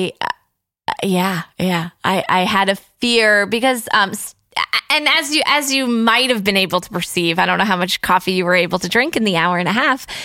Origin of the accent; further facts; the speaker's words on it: Long Island, New York, United States; my friends that I grew up with on Long Island